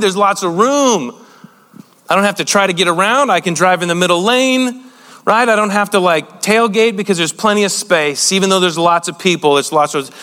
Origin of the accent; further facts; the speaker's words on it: United States; being an American